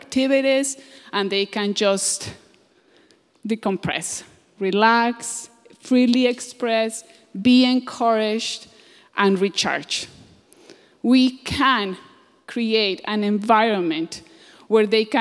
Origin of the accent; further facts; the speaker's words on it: Colombia; moved away; I'm from Colombia.